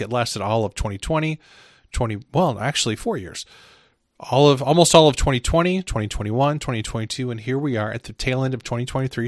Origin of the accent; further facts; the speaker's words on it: Midwest, United States; I'm from the Midwest.